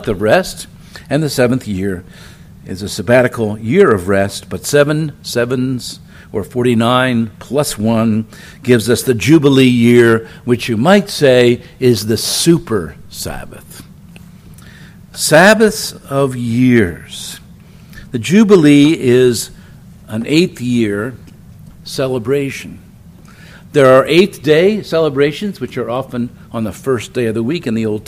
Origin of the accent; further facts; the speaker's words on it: Philadelphia, Pennsylvania, United States; I'm from Philadelphia